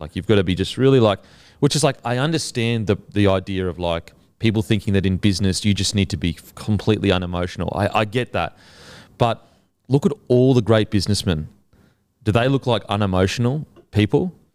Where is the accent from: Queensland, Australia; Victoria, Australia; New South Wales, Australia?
Queensland, Australia; as a Queenslander